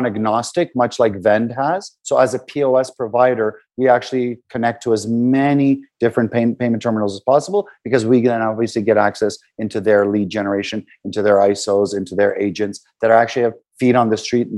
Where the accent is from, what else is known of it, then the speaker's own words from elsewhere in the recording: Canada; we're from Canada